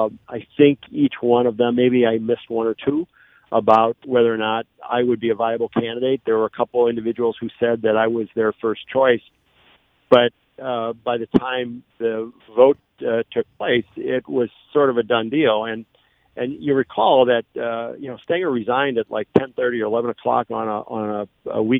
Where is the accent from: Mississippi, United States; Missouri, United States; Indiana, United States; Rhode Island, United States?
Missouri, United States; Affton; When I was a kid growing up in Afton